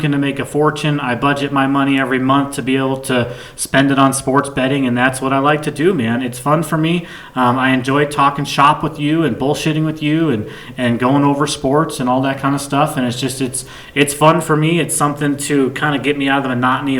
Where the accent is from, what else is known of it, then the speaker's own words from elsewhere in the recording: Black Forest, Colorado, United States; also born or lived in Chicago, Illinois; I'm from Chicago, born there, raised in Colorado, just outside of Colorado Springs in Black Forest